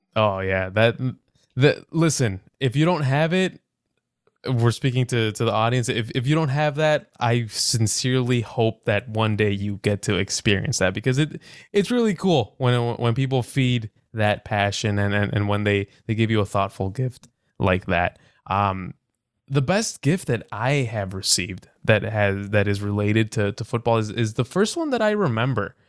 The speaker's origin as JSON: {"language": "English", "town": "Chicago", "region": "Illinois", "country": "United States", "said": "I'm, I'm from Chicago and the winter is brutal"}